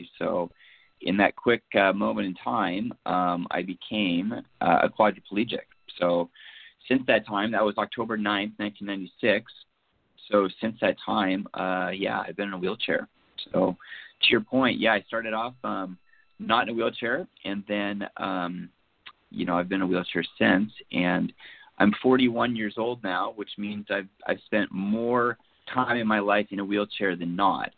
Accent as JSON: {"language": "English", "town": "Seattle", "region": "Washington", "country": "United States", "tie": "born or raised there", "said": "I'm from the Seattle area. I grew up in this, born and raised"}